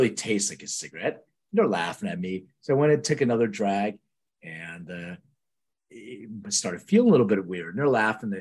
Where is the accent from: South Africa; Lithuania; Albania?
Lithuania; now in United States; I was born in Lithuania, which is true, and I immigrated to the U.S.